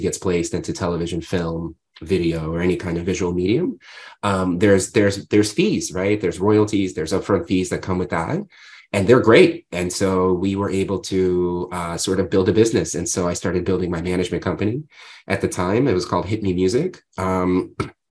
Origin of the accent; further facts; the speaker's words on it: New York City, New York, United States; also born or lived in Odessa, Ukraine / Ohio; I came here when I was 7 years old with my family. I grew up in New York